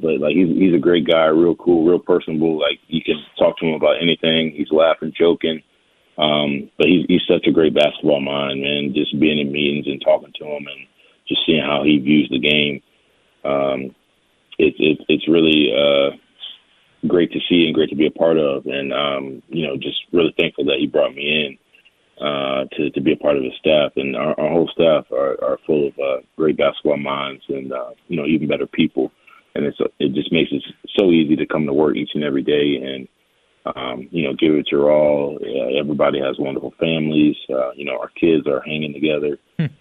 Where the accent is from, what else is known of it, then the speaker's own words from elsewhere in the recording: Richmond, Virginia, United States; growing up in Richmond